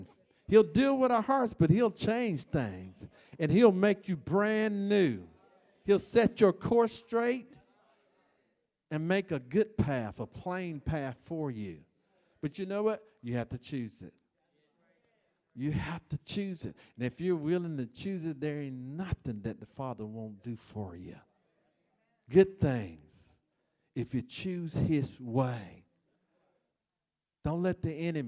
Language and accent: English; Florida, United States; I'm from Florida